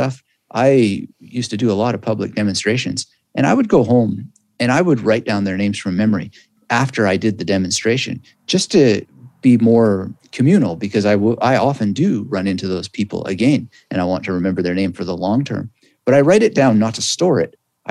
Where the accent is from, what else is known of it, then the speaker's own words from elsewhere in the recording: Canada; I'm Canadian, and you know, in Canada, we have bilingual culture, more or less.